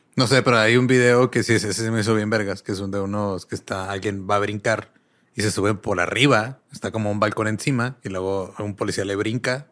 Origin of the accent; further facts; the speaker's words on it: Mexico; vivir eso de niño creo que es lo que te marca como mexicano